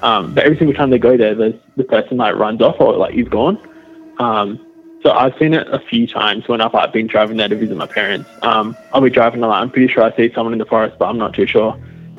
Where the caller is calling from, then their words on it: Western Australia, Australia; I'm calling from Western Australia.